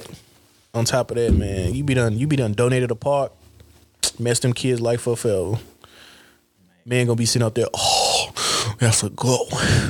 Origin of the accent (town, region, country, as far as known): Hayti, Missouri, United States; born or raised there